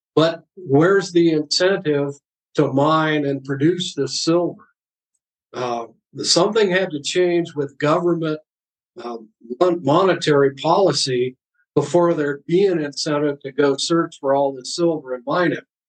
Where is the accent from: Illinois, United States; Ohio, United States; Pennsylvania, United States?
Ohio, United States; the streets of my hometown in Ohio